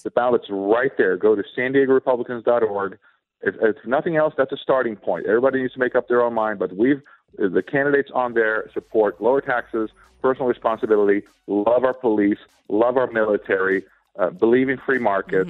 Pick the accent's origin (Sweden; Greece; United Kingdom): Sweden; now in United States; I was born and raised in Sweden